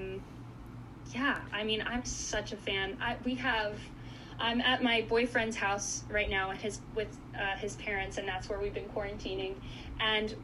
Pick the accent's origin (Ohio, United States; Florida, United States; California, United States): Florida, United States; South; also born or lived in Goiânia, Brazil; now in Illinois, United States; I grew up in South Florida